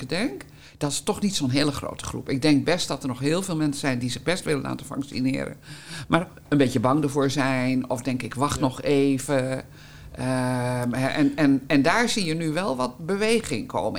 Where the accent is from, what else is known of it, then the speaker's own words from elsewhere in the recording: Hengelo, Gelderland, Netherlands; moved away; also born or lived in Almere; ik ben opgegroeid in de Achterhoek, in eh, Hengelo-Gelderland